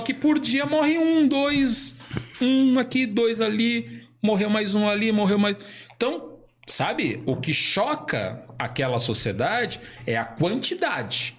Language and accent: Portuguese; São Paulo, Brazil; moved away as an adult; now in Santa Catarina, Brazil; eu nasci no bairro da Liberdade, em São Paulo